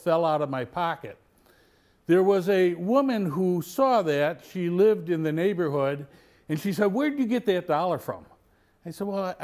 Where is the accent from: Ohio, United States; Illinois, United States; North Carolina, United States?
Illinois, United States; Mount Prospect; The home I grew up in on Fairview Street in Mount Prospect was less than a block away from the local grade school